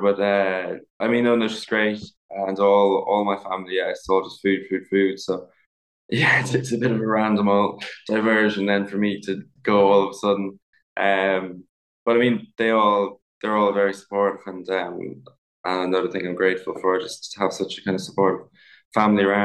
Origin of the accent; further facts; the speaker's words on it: Ballymaloe, Munster, Ireland; So I grew up in a kind of on a food farm as such, in East Cork, in a place called Ballymaloe